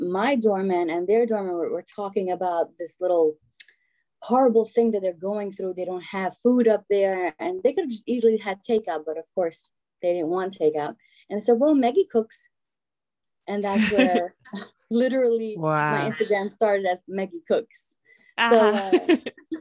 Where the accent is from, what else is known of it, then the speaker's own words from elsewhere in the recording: Shkodër, Shkodër County, Albania; now in New York, United States; both my parents got together in Shkodër and had me there. So I always say I'm from Shkodra, but technically I'm from everywhere.